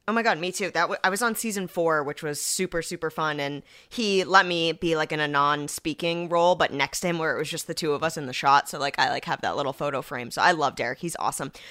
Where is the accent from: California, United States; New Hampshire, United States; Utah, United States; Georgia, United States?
New Hampshire, United States; moved away as an adult; now in Los Angeles, United States; I am from New England. I'm from New Hampshire, about forty-five minutes outside of Boston